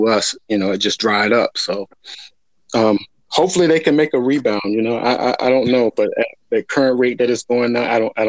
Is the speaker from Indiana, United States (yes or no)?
no; South Carolina, United States; moved away as an adult; now in California, United States; I'm currently from South Carolina, born and raised. You know, I'm a country boy, but I'm out here in California. I retired out here from the military after, you know, like 21 years, and so I made this home.